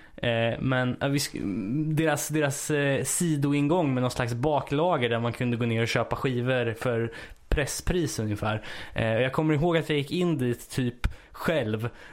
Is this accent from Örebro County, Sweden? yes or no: yes; Örebro County, Sweden; jag är ju uppväxt lite utanför Örebro